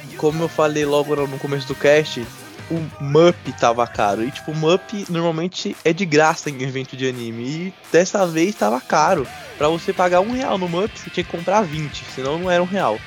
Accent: São Paulo, Brazil; nós somos de São Paulo

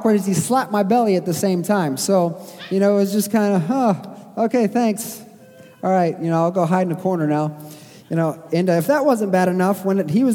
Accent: Springfield, Missouri, United States; I grew up in Springfield, Missouri

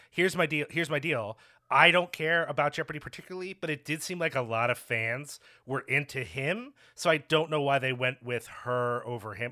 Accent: Philadelphia, Pennsylvania, United States; now in Chicago, United States; I'm originally from Philly

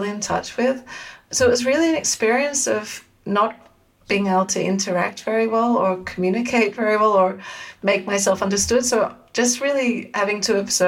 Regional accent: Sydney, New South Wales, Australia; moved away as an adult; now in Amsterdam, Netherlands; So I'm originally from Sydney in Australia. So I grew up and lived there until my early 20s

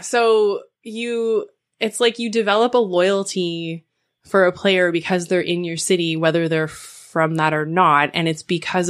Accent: Canada; especially as a Canadian

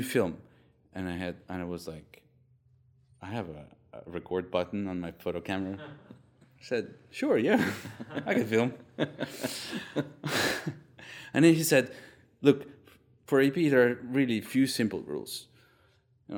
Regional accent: Kharkiv, Kharkiv Oblast, Ukraine; my hometown, Kharkiv

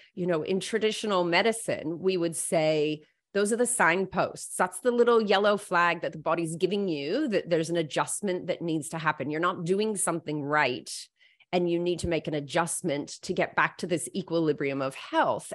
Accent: United States; now in Australia; I'm American-born, um, but I've lived all my adult life in Australia.

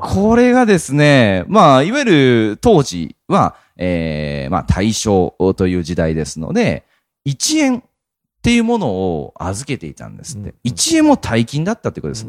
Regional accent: Japan; 日本に生まれて日本人として生きてて

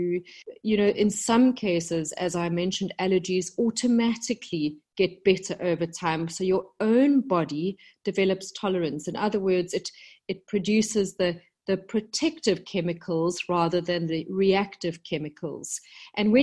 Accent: South Africa; moved away as an adult; also born or lived in London, United Kingdom; I came back to South Africa, my home country, about 10 years ago

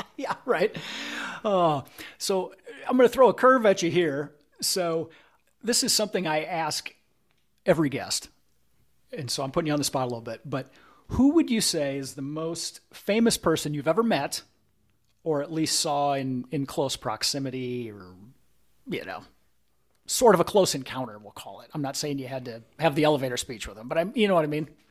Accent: Primghar, Iowa, United States; my hometown of Primgar, Iowa

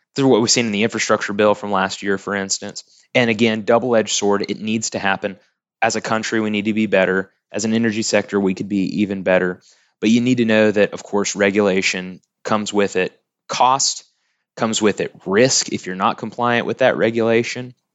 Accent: Tuttle, Oklahoma, United States; also born or lived in Norman, Oklahoma; grew up in Tuttle, Oklahoma

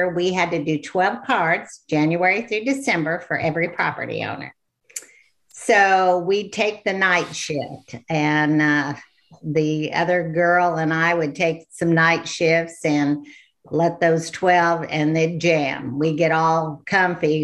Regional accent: Illinois, United States; moved away as an adult; now in Hot Springs Village, United States; I was born and raised in Illinois

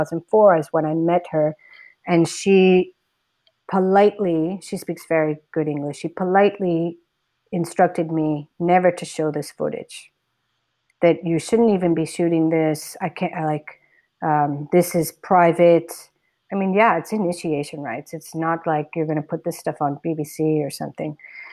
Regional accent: United States; moved away as an adult; now in India; all my years living in the States growing up here

